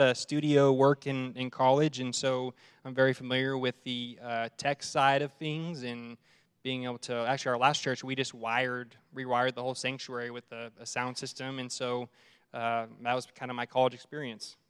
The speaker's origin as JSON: {"language": "English", "town": "Arlington", "region": "Texas", "country": "United States", "tie": "born or raised there", "moved": "as an adult", "lives_now": "Amarillo, United States", "said": "I'm from Dallas Fort Worth area, and um, been in ministry for 12 years and privilege of serving in uh, the church I grew up in in uh, Arlington, Texas"}